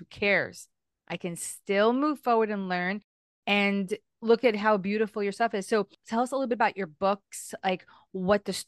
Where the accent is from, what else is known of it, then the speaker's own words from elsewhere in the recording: United States; I remember growing up in the United States. So I'm Hispanic, right?